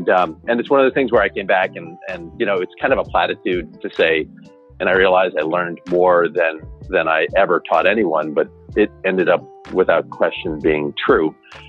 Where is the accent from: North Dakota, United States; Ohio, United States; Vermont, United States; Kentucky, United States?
Ohio, United States; I was born in Ohio